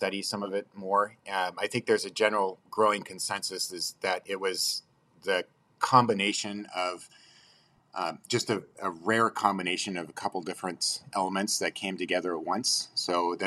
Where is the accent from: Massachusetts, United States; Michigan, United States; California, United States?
California, United States; Sacramento; now in Corvallis, United States; in the 90s, I grew up in Sacramento.